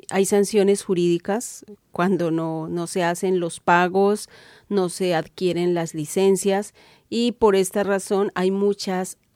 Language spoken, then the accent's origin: Spanish; Cauca, Colombia; soy comunicadora indígena del Cauca en Colombia.